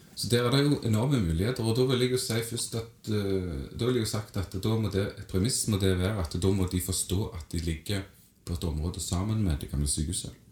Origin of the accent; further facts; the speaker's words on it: Stavanger, Rogaland, Norway; kommer fra Madla.